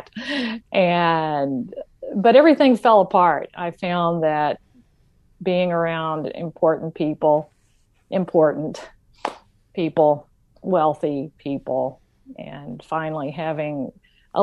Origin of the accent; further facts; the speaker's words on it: Shreveport, Louisiana, United States; I grew up, however, in a hood in Shreveport, Louisiana